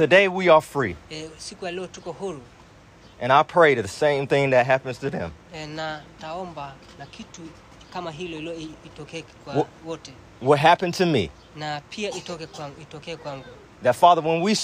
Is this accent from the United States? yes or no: yes; United States; moved away as an adult; now in Zanzibar, Tanzania; I was born in America